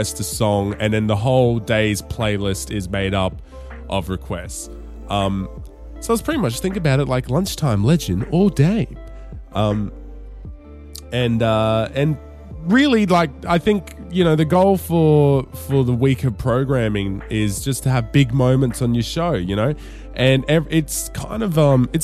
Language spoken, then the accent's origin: English; Darwin, Northern Territory, Australia; Growing up in Darwin